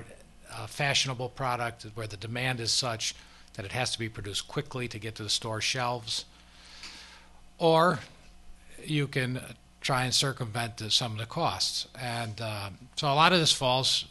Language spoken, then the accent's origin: English; Chicago, Illinois, United States; now in Los Angeles, United States; we're both from Chicago